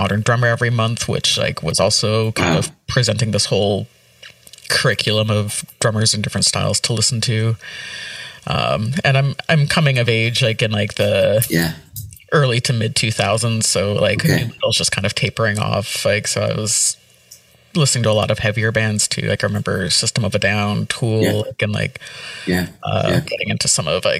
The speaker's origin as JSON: {"language": "English", "town": "Ottawa", "region": "Ontario", "country": "Canada", "tie": "born or raised there", "said": "I grew up in rural Ottawa, so 90s, pre-amalgamation Ottawa"}